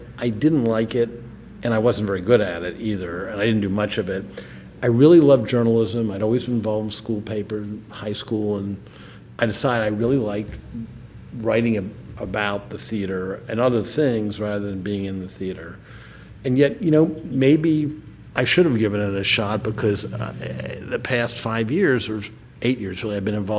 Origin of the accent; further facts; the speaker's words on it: Washington, District of Columbia, United States; when I was growing up in Washington